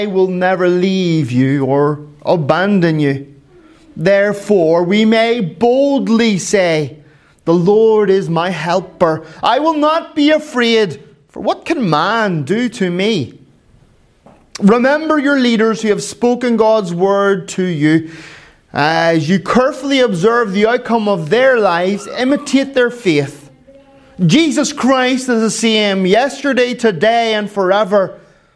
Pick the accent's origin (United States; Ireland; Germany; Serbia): Ireland; I am Irish